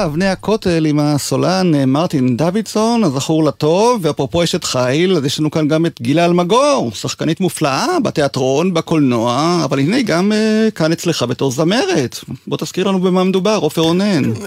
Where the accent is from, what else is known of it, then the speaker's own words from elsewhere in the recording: Israel; שגדל בקיבוץ